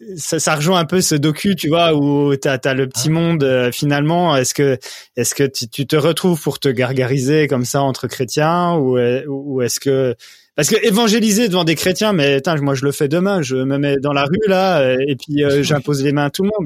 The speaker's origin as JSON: {"language": "French", "country": "France", "said": "on est français"}